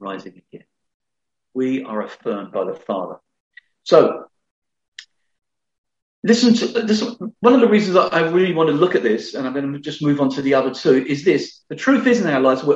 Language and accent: English; London, United Kingdom; I was brought up in the Elephant Castle in London, not going to church at all.